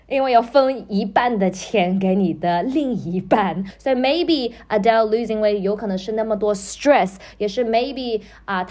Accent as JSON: {"language": "Chinese", "country": "China", "said": "我们中国人的传统"}